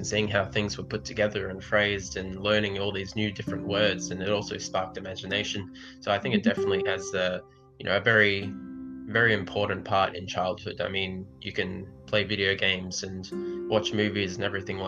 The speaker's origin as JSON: {"language": "English", "country": "Australia", "said": "as an Australian"}